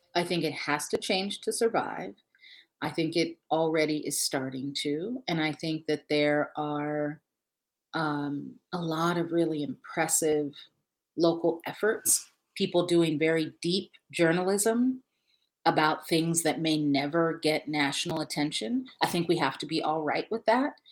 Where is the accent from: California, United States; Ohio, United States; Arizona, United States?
Ohio, United States; now in Michigan, United States; I'm, I'm based in Michigan, and I'm from Ohio.